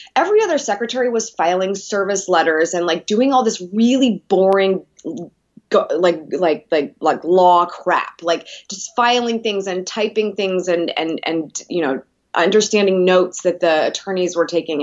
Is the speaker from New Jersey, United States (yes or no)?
no; Columbus, Ohio, United States; I'm from Columbus